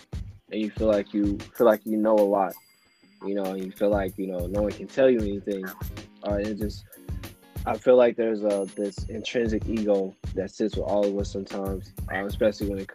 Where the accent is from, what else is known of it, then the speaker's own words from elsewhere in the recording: St. Louis, Missouri, United States; I'm from St. Louis, you know, and like house wasn't anything that really came across my radar growing up.